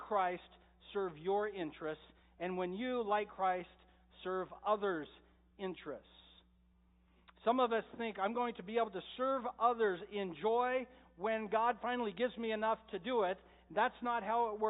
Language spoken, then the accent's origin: English; Medford, United States; I grew up in Medford, so of course we have the best water